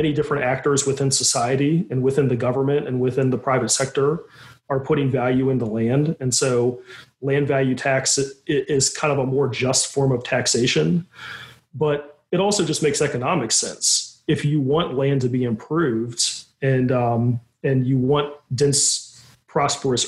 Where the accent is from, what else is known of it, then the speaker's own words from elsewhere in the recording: Virginia, United States; now in New York, United States; I'm from Virginia, but I live in New York